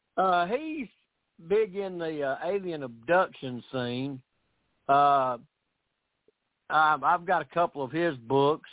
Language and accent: English; Camden, Tennessee, United States; also born or lived in Missouri; I was born here in Camden